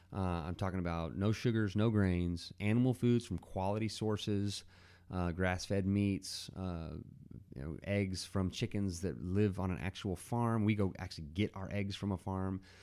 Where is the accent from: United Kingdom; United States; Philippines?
United States; Dallas, Texas; now in Abilene, United States; grew up in the Dallas area. So I'm a Texan, and I live in Abilene, Texas now